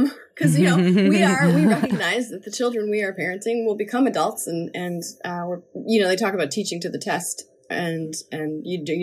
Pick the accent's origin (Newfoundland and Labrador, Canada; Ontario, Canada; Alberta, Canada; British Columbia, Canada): Newfoundland and Labrador, Canada; also born or lived in Nova Scotia / Brooklyn, New York; now in New York, United States; in Nova Scotia and in Newfoundland, where I spent a few more of my growing up years than Nova Scotia. A little bit more in Newfoundland than Nova Scotia.